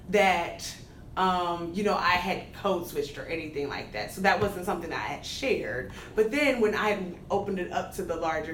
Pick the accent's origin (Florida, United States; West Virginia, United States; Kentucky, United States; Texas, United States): Texas, United States; Dallas; accent: Texas accent; moved away as an adult; also born or lived in Midwest (Purdue University); I'm from Dallas, Texas, born and raised